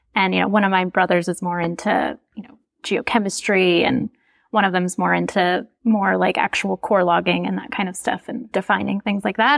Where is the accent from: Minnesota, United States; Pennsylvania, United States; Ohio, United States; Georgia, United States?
Minnesota, United States; moved away as an adult; also born or lived in California; I'm from Minnesota, I'm from the Midwest